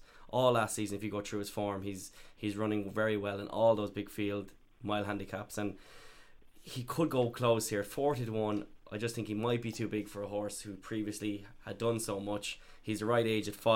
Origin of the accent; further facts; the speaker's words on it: Ireland; I go to Carstavine and Ross Bay because I'm from Carstavine